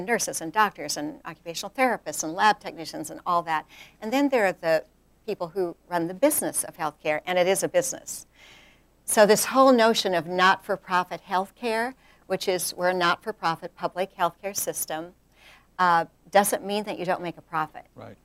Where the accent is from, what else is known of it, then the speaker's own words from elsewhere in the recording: rural South Dakota, United States; moved away as an adult; now in North Carolina, United States; I grew up in rural South Dakota